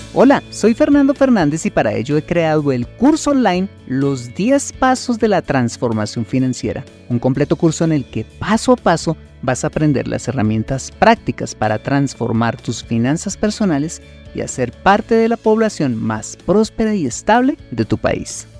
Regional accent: Colombia; En mi país, Colombia

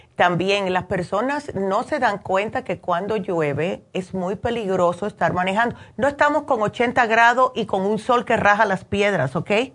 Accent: United States; moved away; also born or lived in New Jersey; yo me crié en Nueva York y en New Jersey, que siempre llueve

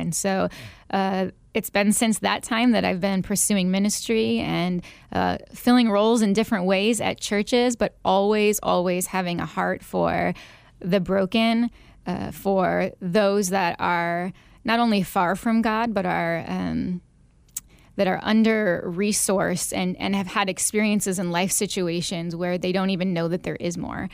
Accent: Northwest Indiana, United States; moved away as an adult; also born or lived in Illinois / Arizona; now in Phoenix, United States; I am actually originally from the Chicagoland area, just Indiana, Northwest Indiana, but right outside Chicago. Uh, grew up there

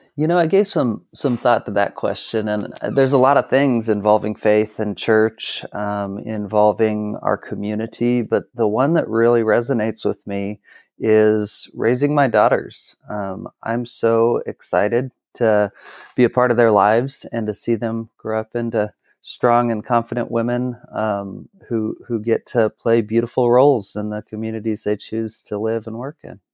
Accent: Kennewick, Washington, United States; also born or lived in Portland / Texas; So I am from Kennewick, Washington, where I live now.

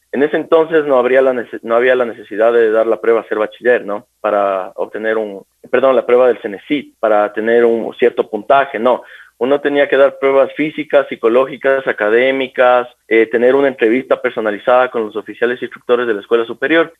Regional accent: Quito, Pichincha, Ecuador; soy oriundo de acá de la ciudad de Quito

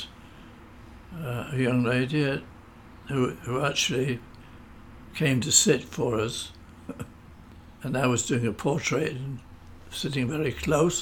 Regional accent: Manchester, North West England, United Kingdom; also born or lived in Salford; I grew up in Manchester, yes. I was born in Salford

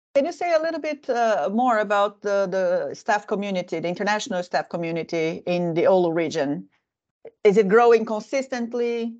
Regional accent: Brazil; now in Finland; I come from Brazil

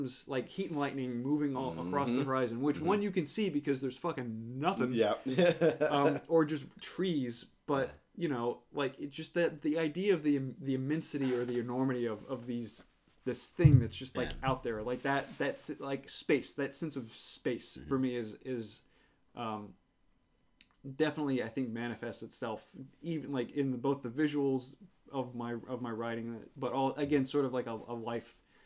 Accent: New Orleans, Louisiana, United States; moved away as an adult; growing up in New Orleans, I never really felt connected to the city

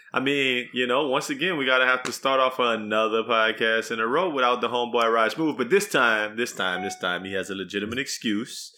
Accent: Texas, United States; as a Texan

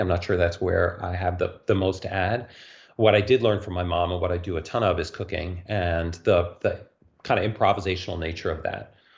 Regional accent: New York City, New York, United States; growing up in New York City

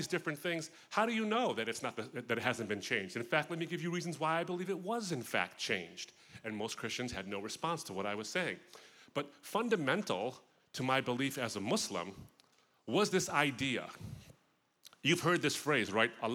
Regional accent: suburb of Detroit, Michigan, United States; the suburb I grew up in of Detroit was pretty much white.

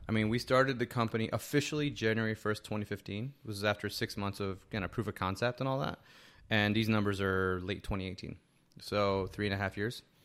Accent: Hackensack, New Jersey, United States; I grew up in Hackensack, New Jersey

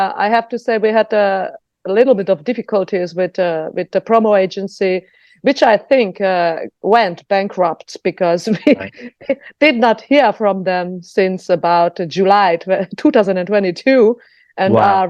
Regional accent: Slovakia; now in Germany; I am a Hungarian from Slovakia.

